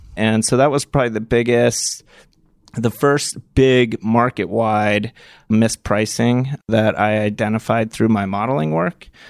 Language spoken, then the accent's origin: English; Martha's Vineyard, Massachusetts, United States; I grew up on Martha's Vineyard